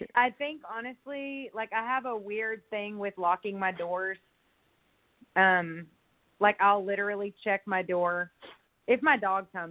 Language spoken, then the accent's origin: English; Longview, Texas, United States; also born or lived in Houston, Texas; now in Austin, United States; I was born in Houston, grew up in Longview, Texas, and I've lived in Austin now um, for 20 years.